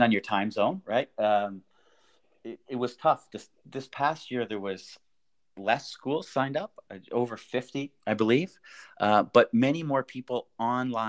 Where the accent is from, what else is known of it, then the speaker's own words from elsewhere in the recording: Canada; moved away as an adult; now in Vienna, Austria; I grew up in Canada